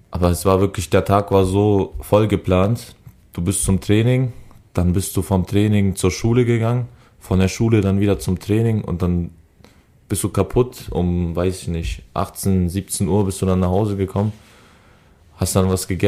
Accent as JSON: {"language": "German", "region": "Berlin", "country": "Germany", "tie": "born or raised there", "also_born_or_lived": "Augsburg / Bremen", "said": "kann ich kann ich Berlin als Heimatstadt zählen. Weil in Augsburg war ich zwei Jahre, da wo ich geboren bin, Seifeld, kenne ich nicht mehr und Bremen war ich auch, weiß ich nicht, war ich glaube ich genauso lange in Berlin"}